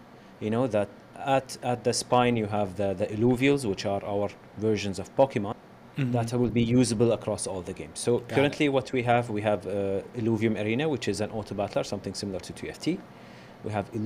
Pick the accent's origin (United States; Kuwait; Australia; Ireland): Kuwait; I'm from Kuwait, and I've been a gamer all my life. Being from Kuwait, you know, it's a bit hard to get into the game industry